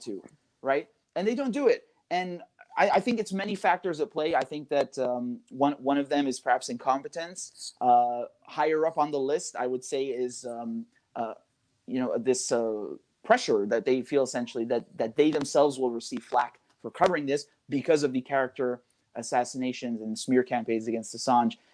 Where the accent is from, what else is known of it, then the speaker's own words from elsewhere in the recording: United Kingdom; I'm a British citizen